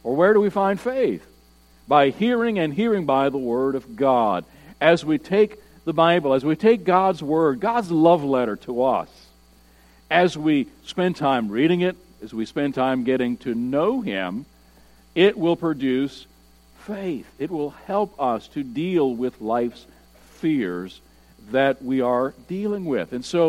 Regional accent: United States; we are Americans

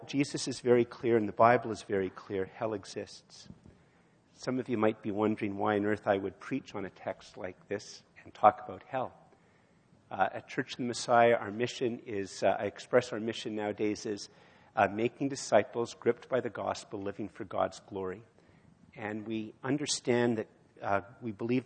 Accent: Canada; as a Canadian

